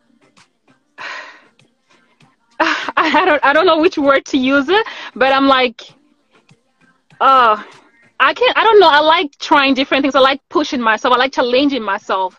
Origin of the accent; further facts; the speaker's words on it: Cameroon; moved away as an adult; now in Toronto, Canada; I am I'm originally from Cameroon